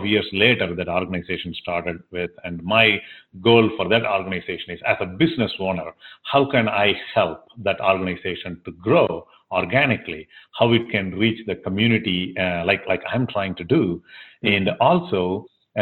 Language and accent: English; Tamil Nadu, India; first language Tamil; English is a second language; also born or lived in Nashville, Tennessee; now in Tennessee, United States; I grew up a part of India that this language is dominant